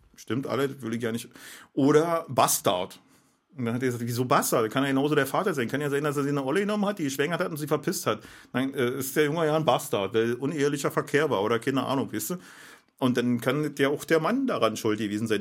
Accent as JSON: {"language": "German", "region": "Berlin", "country": "Germany", "said": "ich bin Berliner"}